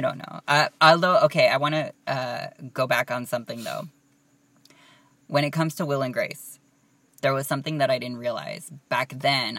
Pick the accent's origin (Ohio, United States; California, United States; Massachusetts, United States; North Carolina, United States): California, United States; Southern; we're from Southern California